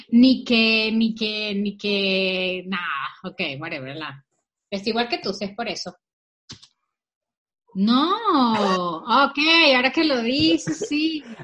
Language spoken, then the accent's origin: Spanish; Venezuela; Porque yo soy venezolana de cepa. ¿Entiendes? Yo sí soy de cepa.